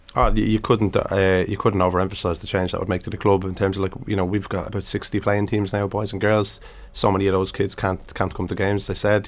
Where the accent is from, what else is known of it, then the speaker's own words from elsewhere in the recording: Dublin, Leinster, Ireland; I grew up in Finglas